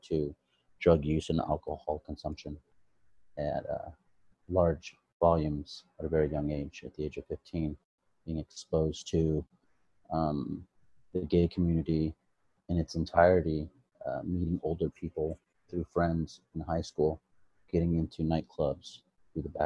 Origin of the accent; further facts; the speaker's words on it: Modesto, California, United States; also born or lived in Long Beach, California; now in Sacramento, United States; I was born and raised in Modesto, California